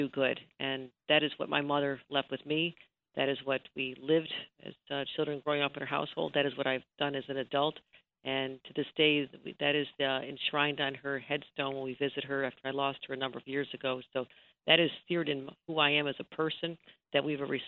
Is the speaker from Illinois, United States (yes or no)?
no; Buffalo, New York, United States; as a young girl growing up in Buffalo